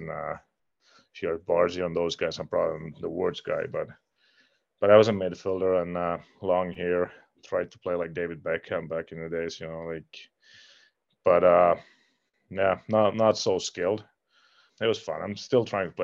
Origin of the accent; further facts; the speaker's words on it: Finland; English is a second language; moved away as an adult; I'm from a really small town in Finland where we had a outdoor hockey rink. And I think they built a indoor 2011. So basically, I grew up playing outdoor until I was 14, 15